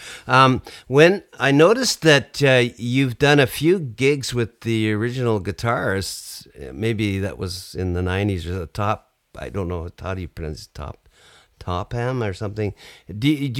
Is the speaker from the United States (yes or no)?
no; Canada; my perception as a Canadian over here